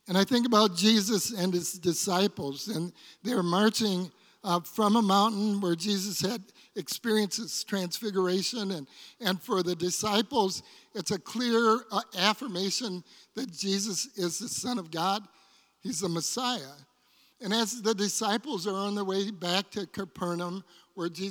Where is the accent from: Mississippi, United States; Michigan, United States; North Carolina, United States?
Michigan, United States; Detroit; when I was a child and I was growing up in Detroit